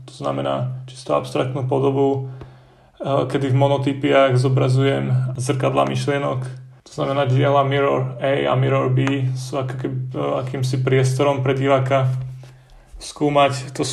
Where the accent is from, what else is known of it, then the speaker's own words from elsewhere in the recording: Dobroč, Banská Bystrica Region, Slovakia; Pochádzam vlastne z Dobroči, čo je taká malá dedinka medzi Lúčencom a Detvou, obklopená takými horami a všetkými sladkými vecami.